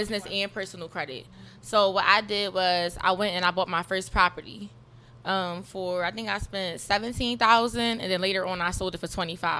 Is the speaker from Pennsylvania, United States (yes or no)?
yes; Philadelphia, Pennsylvania, United States; I'm from North Philadelphia